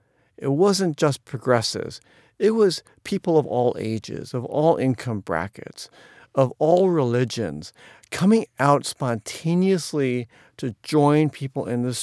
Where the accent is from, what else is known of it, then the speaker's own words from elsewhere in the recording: Atlanta, Georgia, United States; born there; I was born in 1963 in Jim Crow Atlanta at a time when Asian immigration was illegal